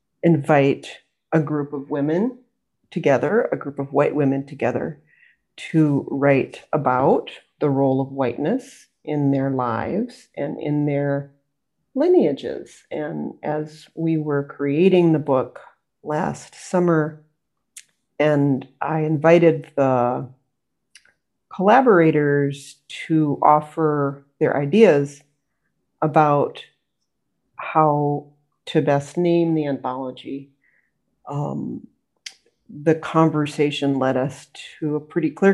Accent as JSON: {"language": "English", "country": "United States", "said": "I'm an American, I live in the US."}